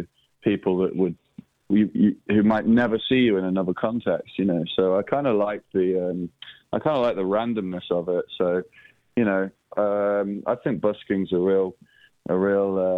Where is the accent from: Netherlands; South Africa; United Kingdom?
United Kingdom; England; I'm an English man traveling abroad